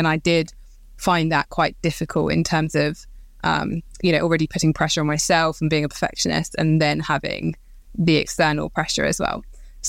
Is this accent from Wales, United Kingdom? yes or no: no; Croydon, London, United Kingdom; So I grew up in Croydon, so South London, in a quiet, nice area, and to a nurse and a policeman.